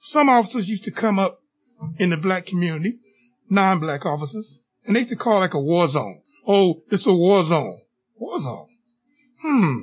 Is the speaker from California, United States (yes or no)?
no; Miami, Florida, United States; growing up in Miami-Dade County or Broward County